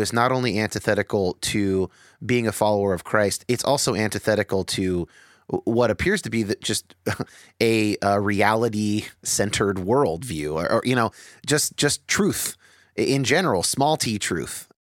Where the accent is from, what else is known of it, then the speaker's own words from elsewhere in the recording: San Jose, California, United States; I grew up in San Jose